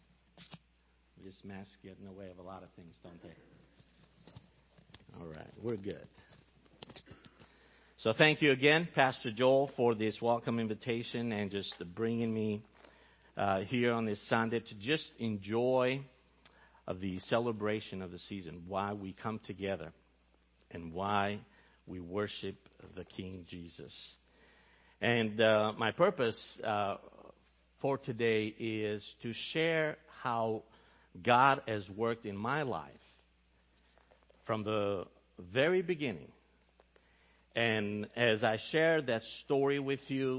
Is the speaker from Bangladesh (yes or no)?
no; Albania; moved away; I grew up in Albania, in the country of Albania